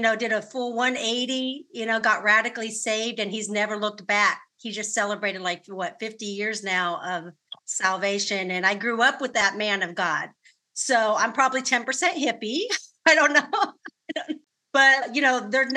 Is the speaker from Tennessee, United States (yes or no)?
no; California, United States; I'm born and raised in California